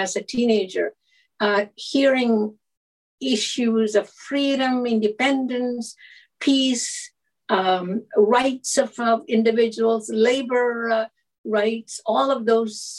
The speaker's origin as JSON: {"language": "English", "region": "Kerala", "country": "India", "tie": "born or raised there", "moved": "yes", "lives_now": "British Columbia, Canada", "said": "I grew up in Kerala, the southern tip of India on the west coast."}